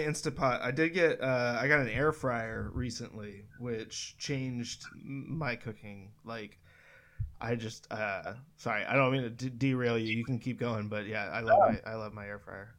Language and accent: English; Northern California, United States; I grew up in Northern California